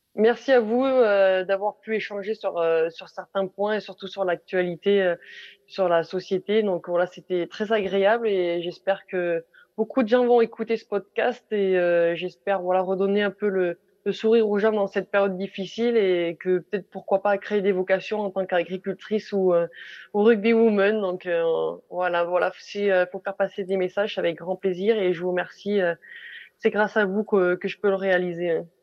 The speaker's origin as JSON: {"language": "French", "country": "France", "said": "nous en tant que Français"}